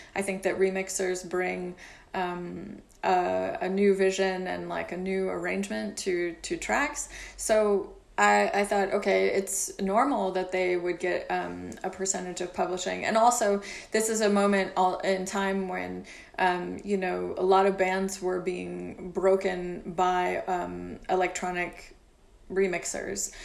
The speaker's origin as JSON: {"language": "English", "town": "Louisville", "region": "Kentucky", "country": "United States", "tie": "born or raised there", "also_born_or_lived": "Glasgow, Scotland / London", "moved": "as an adult", "lives_now": "Paris, France", "said": "I was born in Louisville, Kentucky, in the U.S."}